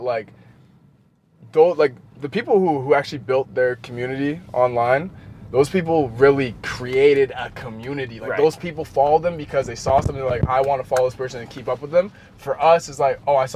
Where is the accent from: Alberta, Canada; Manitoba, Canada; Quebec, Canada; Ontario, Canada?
Manitoba, Canada; growing up in Canada